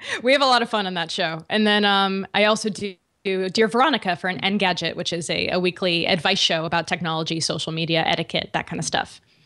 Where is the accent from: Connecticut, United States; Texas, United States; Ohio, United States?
Connecticut, United States; moved away; I'm from Connecticut originally